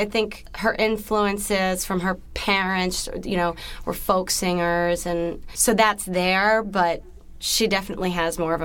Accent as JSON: {"language": "English", "region": "North Carolina", "country": "United States", "said": "I'm from North Carolina. I have lots of, like, hillbilly roots"}